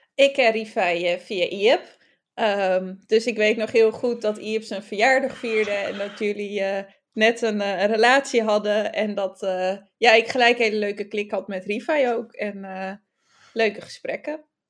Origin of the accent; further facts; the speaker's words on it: Friesland, Netherlands; als Fries